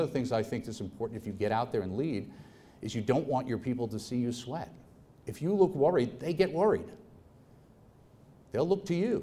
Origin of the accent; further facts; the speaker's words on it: New York, United States; moved away; I'm from New York